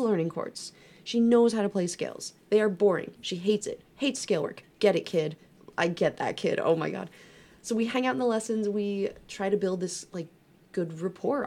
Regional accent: New York, United States; moved away; I'm from New York. We don't say that here

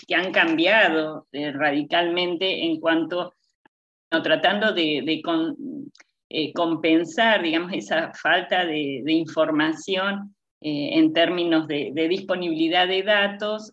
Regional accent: Argentina; yo soy primera generación argentina, eh, mi mamá y mi papá son migrantes de Eslovenia

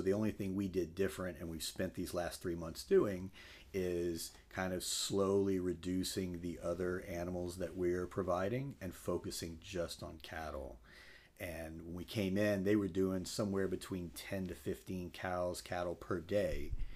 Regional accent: Crowley, Louisiana, United States; moved away as an adult; now in Lafayette, United States; grew up in Crowley, uh, came to Lafayette when I came to U L back in ninety-seven

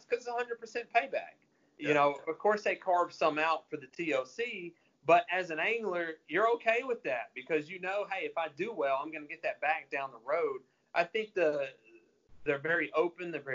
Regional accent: Texarkana, Arkansas, United States; I grew up in Texarkana, which is southwest Arkansas

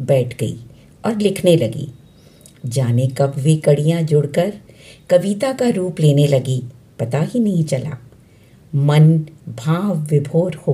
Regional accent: Delhi, India; दिल्ली से हूँ

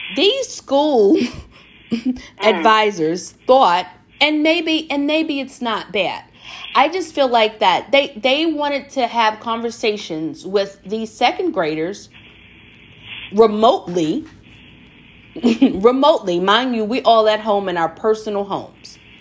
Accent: the South, United States; I'm from the South

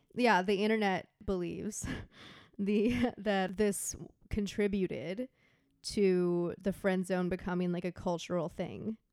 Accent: Texas, United States; we grew up in Texas where, you know, it, there's a lot of thunderstorms

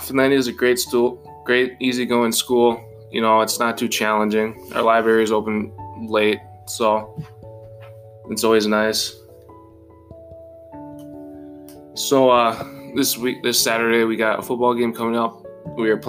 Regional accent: Garden, Michigan, United States; also born or lived in Marinette, Wisconsin; now in Hancock, United States; I was born in Marinette, Wisconsin, and I spent majority of my life in Garden, Michigan

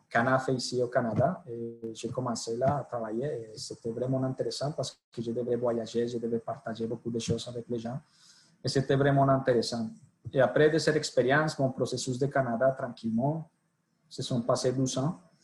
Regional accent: Colombia; accent: Colombian; French is a second language; moved away as an adult; also born or lived in Italy; pour mon accent, je suis colombien. Je suis né en Colombie. J'ai suivi toutes mes études en Colombie

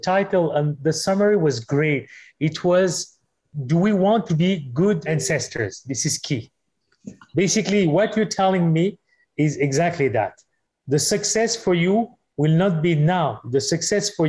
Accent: Madagascar; my home country, Madagascar

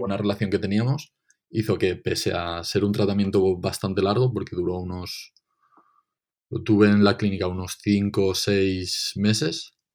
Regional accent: Benicàssim, Valencian Community, Spain; Benicassim, porque es de donde soy

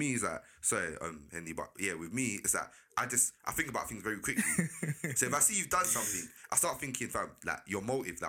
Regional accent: London, United Kingdom; But growing up in South, fam, there's a way that you're brought up

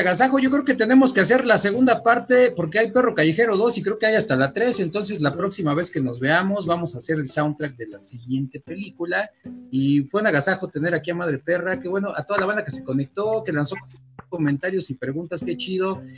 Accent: Mexico; also born or lived in Gustavo A. Madero, Mexico City; hay que apoyarnos como mexicanos

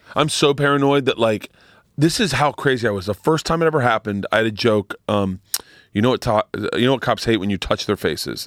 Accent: Florida, United States; I grew up in Florida

